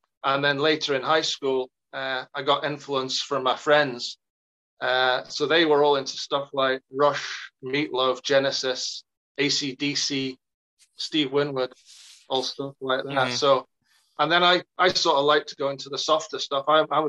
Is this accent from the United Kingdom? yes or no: yes; England, United Kingdom; moved away as an adult; now in Scotland, United Kingdom; For university, I grew up in England and then moved up here and met my Elaine.